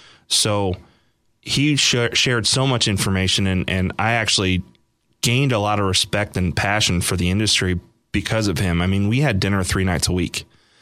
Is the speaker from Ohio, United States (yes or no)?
no; Long Island, New York, United States; moved away as an adult; also born or lived in Wilkes-Barre; Long Island. So grew up in Long Island.